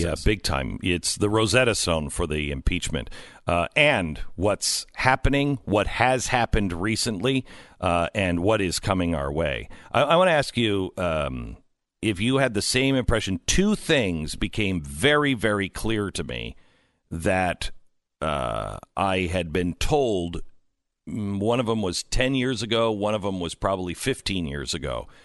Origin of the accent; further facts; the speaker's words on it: Seattle, Washington, United States; I'm from Seattle area